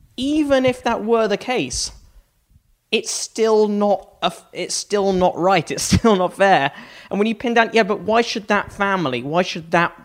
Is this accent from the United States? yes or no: no; United Kingdom; I'm a British Republican.